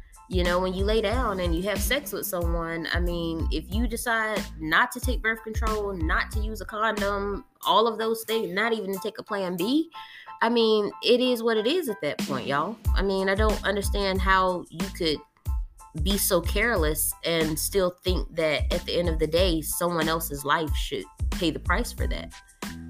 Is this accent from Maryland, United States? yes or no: no; North Carolina, United States; now in Texas, United States; that's my home state